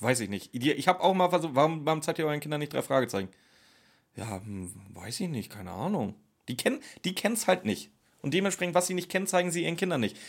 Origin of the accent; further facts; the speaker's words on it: Schleswig-Holstein, Germany; ich komme aus Schleswig-Holstein, wir hatten ja nichts. Wir haben heute noch nichts da oben.